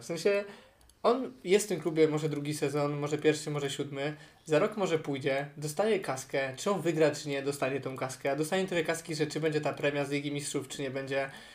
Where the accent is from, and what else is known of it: Poland